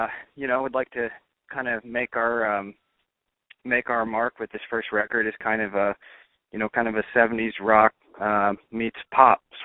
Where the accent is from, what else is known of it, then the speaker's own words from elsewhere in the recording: Iowa, United States; now in Tennessee, United States; Born in Iowa.